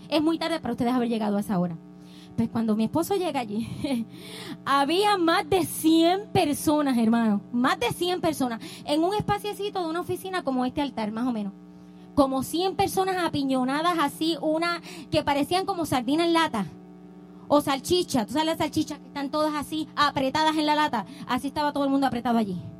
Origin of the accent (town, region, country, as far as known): Puerto Rico; now in United States